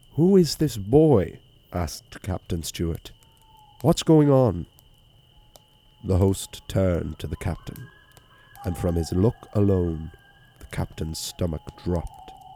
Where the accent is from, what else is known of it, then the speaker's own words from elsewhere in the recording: Wicklow, County Wicklow, Ireland; it's a pub in my hometown that serves as a B and B as well, um, the Bridge Tavern